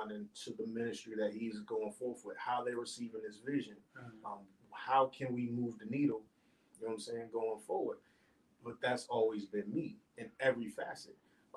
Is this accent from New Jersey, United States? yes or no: yes; New Jersey, United States; growing up in Jersey